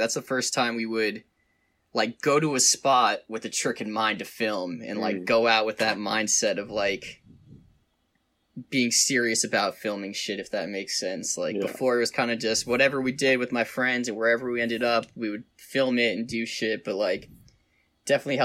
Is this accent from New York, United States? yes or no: yes; Glen Cove, New York, United States; moved away as an adult; also born or lived in Locust Valley, New York / Boston; I was born in Glen Cove